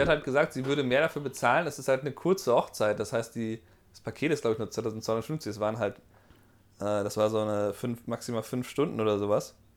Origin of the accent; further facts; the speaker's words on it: Germany; moved away; du hast ja einen Akzent, aber wo kommst du denn her? Deutschland